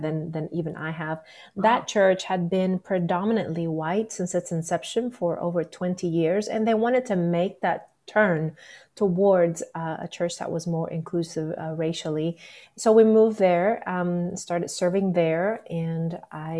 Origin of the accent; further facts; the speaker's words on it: Nicaragua; moved away as an adult; also born or lived in Little Rock, Arkansas; now in United States; I am originally from Nicaragua. That's where I grew up. But I came to the U.S. For college